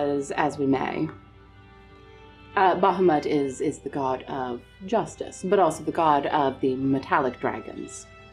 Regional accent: Alaska, United States; Most people assume I am Canadian. So, we... I'm from Alaska.

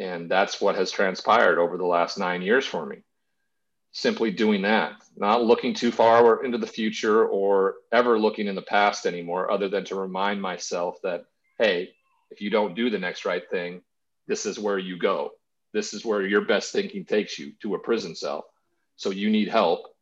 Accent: Montana, United States; growing up in Montana with a cowboy culture that exists around ranchers and everything like that. My grandfather was one. I grew up on a farm, a farming community.

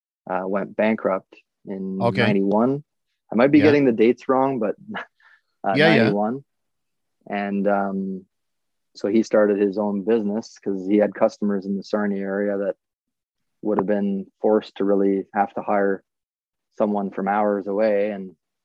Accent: Wyoming, United States; I really look back on my time growing up in Wyoming

